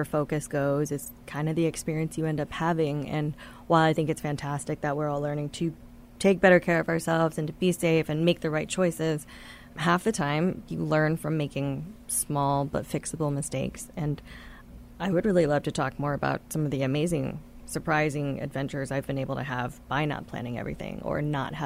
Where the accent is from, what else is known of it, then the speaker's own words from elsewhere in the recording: Taiwan; now in United States; I spent 9 years growing up in Taiwan during very formative times